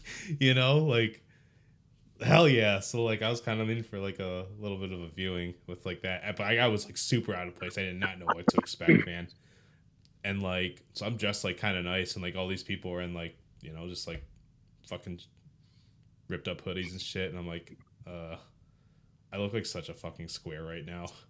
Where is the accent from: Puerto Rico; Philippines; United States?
Philippines; I'm a Filipino who's never done karaoke